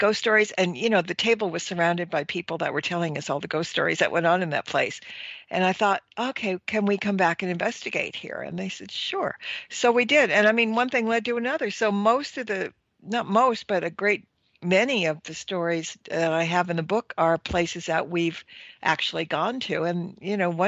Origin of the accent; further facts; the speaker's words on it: Los Angeles, California, United States; I was born and raised in Hollywood